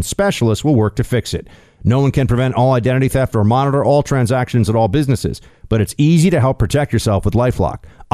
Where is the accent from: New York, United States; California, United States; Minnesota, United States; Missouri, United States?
New York, United States; moved away as an adult; as a New Yorker